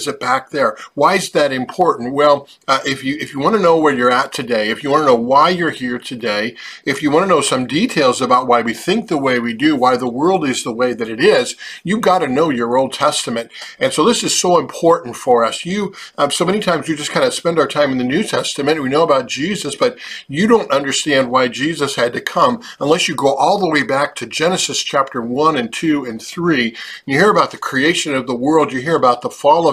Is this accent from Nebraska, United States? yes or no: yes; Hampton, Nebraska, United States; my hometown of Hampton, Nebraska